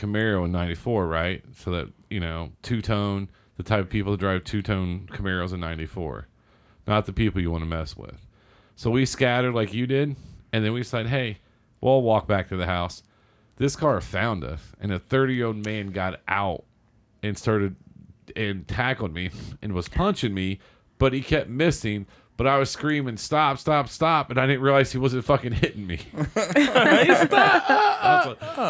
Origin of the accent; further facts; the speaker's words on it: Seymour, Indiana, United States; I grew up in Southern Indiana